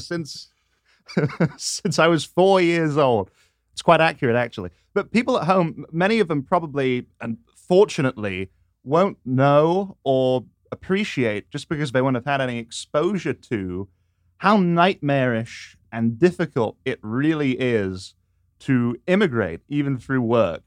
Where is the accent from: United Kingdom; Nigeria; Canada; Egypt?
United Kingdom; England; moved away as an adult; now in Washington, D.C., United States; how it was back home.